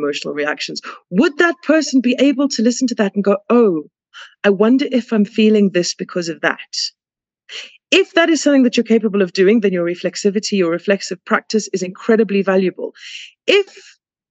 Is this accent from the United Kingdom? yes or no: no; South Africa; because I'm South African